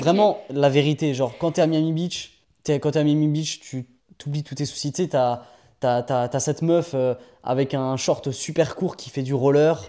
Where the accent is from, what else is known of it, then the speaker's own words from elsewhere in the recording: France; moved away; also born or lived in United States; je suis français après tout